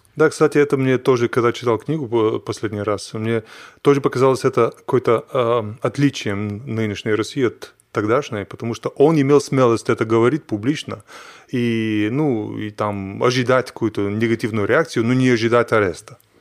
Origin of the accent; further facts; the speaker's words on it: Bulgaria; Russian is a second language; moved away; Я из Болгарии